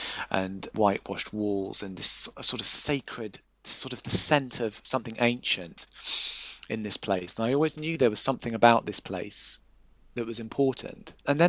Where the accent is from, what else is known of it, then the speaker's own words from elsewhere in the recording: Bangladesh; When I was growing up in Bangladesh as a child, we used to visit this extraordinary bungalow out in rural Bangladesh in a place called Bolapur.